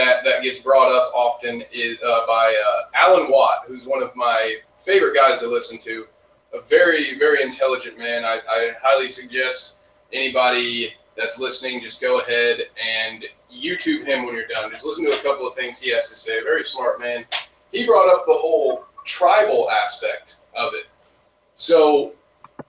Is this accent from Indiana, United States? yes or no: yes; Indiana, United States; I'm from Indiana